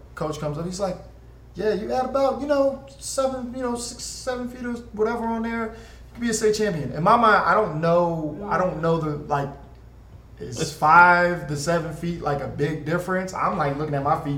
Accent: Sicklerville, New Jersey, United States; also born or lived in Philadelphia, Pennsylvania; now in Portland, United States; I'm originally from Philly. My family moved to Sicklyville, New Jersey when I was younger.

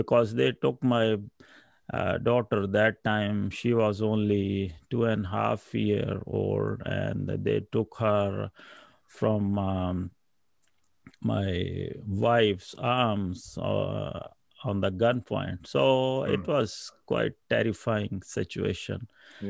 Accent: Pakistan; moved away as an adult; now in Canada; I'm from Pakistan, and my wife Marufa, and I have four kids, and I was born and raised in a Christian family

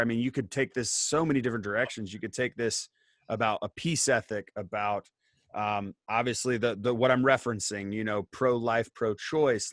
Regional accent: Indiana, United States; I grew up in Indiana and like I drive past the farm that I grew up on

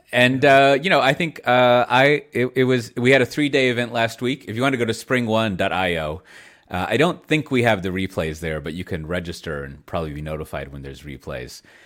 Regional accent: Austin, Texas, United States; moved away; I come from Austin, Texas, uh, a land of warmth

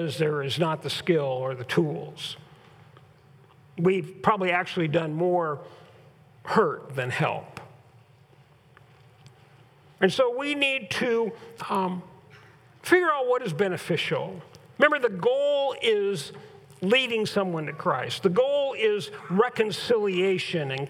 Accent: California, United States; now in Huron; growing up in Southern California and growing up in Northern California

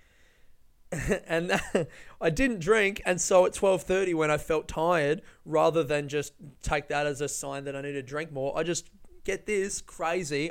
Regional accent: Melbourne, Victoria, Australia; people from Melbourne, very proud of the coffee that we make

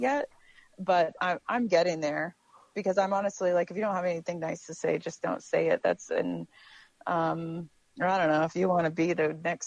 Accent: New York, United States; I'm a New Yorker

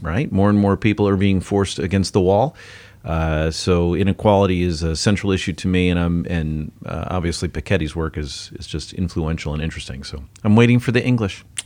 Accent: United States; now in Singapore; as an American

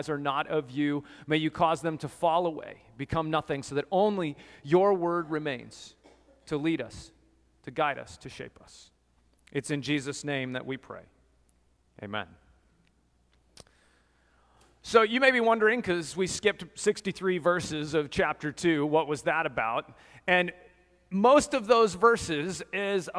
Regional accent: Colorado, United States; growing up in Colorado, I did lots of hiking in the mountains

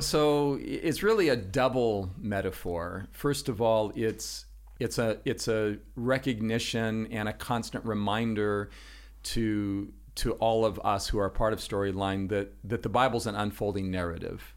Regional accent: Los Angeles, California, United States; moved away; also born or lived in Washington State; I'm originally from Los Angeles, California. That's where I grew up.

